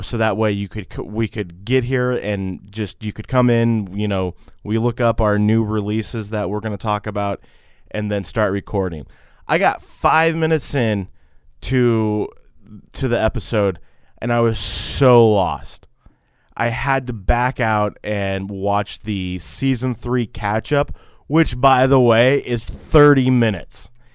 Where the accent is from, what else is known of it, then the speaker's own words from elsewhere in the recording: Texas, United States; we're from Texas